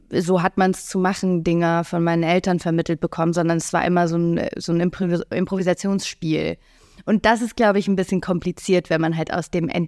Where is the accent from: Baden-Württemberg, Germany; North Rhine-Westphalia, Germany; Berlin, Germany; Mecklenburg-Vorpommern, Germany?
Mecklenburg-Vorpommern, Germany; also born or lived in England / United States; ich hab den größten, größten Teil meiner Kindheit in England verbracht, mhm. ähm, habe aber keine familiäre Bindung zu England. Äh, mein Vater kommt aus Bayern, ich bin in Mecklenburg groß geworden, habe auch in den USA gelebt